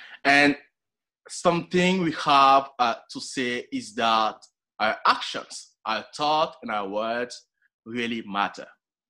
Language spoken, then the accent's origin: English; Montreal, Quebec, Canada; And I'm from Montreal. If you have ever been to Canada in the first place during the winter, you know how cold it is.